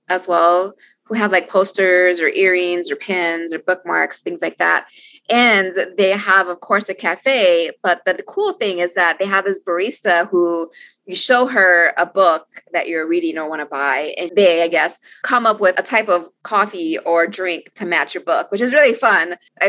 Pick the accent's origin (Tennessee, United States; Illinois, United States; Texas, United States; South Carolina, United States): Texas, United States; Austin; I will say that I really enjoy my hometown bookstore in Austin, Texas, Book People.